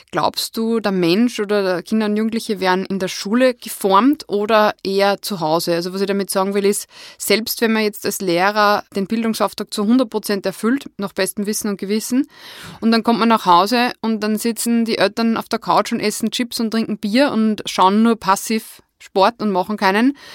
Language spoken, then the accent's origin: German; Wels, Upper Austria, Austria; ich bin ja aus Wels